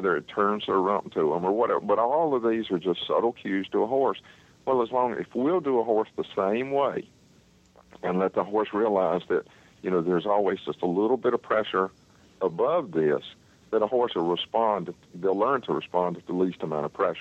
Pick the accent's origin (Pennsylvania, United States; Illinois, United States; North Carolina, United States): North Carolina, United States; I was raised up here in North Carolina